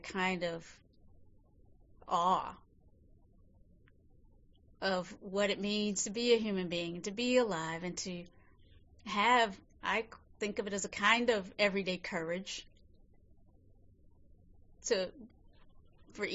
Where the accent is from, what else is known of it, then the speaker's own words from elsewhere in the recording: North Carolina, United States; now in San Francisco, United States; I was born in North Carolina many, many years ago